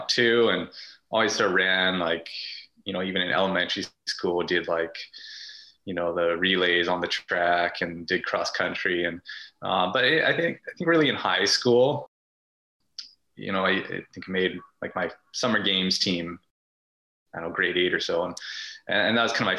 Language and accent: English; Prince George, British Columbia, Canada; moved away as an adult; now in Vancouver, Canada; I grew up in Prince George